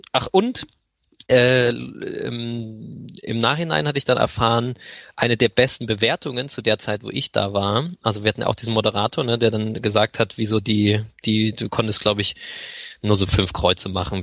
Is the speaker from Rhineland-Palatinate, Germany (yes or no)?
no; Lübeck, Schleswig-Holstein, Germany; damals bin ich auch schon in Lübeck äh, zur Schule gegangen